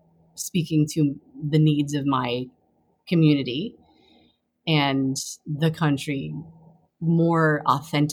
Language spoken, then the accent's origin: English; East Coast, United States; also born or lived in Taiwan; I was born in Taiwan, grew up on the East Coast